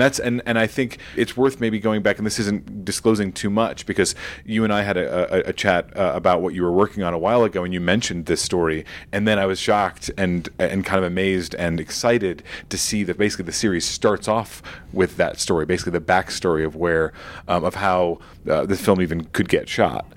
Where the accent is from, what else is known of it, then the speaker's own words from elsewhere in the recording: New York, United States; my own experience growing up in New York